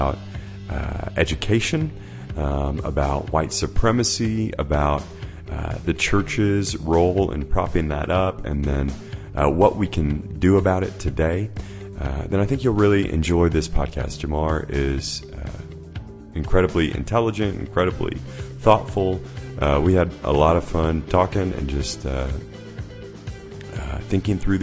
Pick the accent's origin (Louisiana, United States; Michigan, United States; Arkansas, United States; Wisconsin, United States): Arkansas, United States; Central; I'm actually from Arkansas. But I'm from Central Arkansas